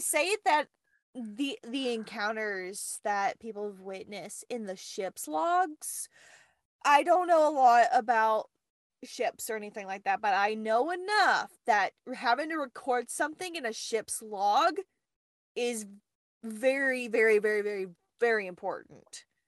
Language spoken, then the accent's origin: English; the South, United States; accent: southern